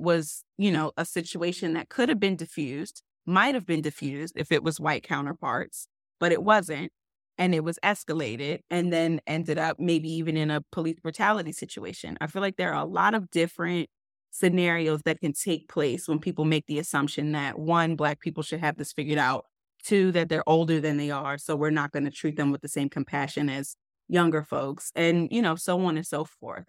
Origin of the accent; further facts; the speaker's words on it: Baltimore, Maryland, United States; moved away; I grew up in Baltimore, and I was still living in Baltimore around the time of Freddie Gray